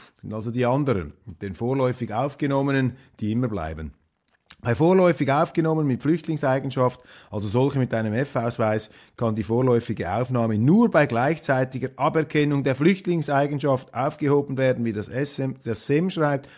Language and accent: German; Switzerland; wir sowieso als Schweizer ja ein versöhnliches Wesen haben